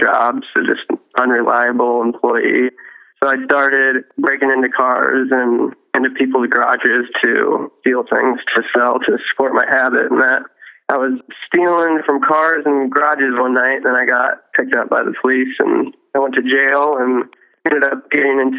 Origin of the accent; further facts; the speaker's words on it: Fort Wayne, Indiana, United States; I grew up in Fort Wayne, Indiana